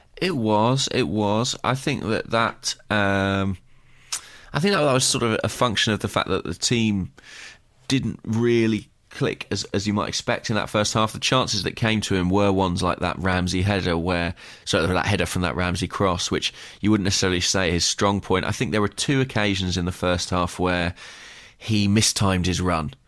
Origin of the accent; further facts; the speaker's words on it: Watford, East of England, United Kingdom; moved away; I returned to my hometown of Watford